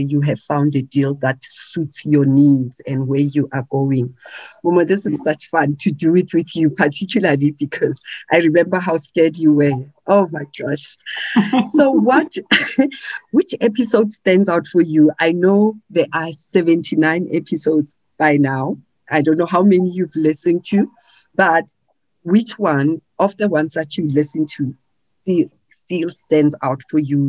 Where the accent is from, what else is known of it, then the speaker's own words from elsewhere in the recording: Gauteng, South Africa; I come from Gauteng.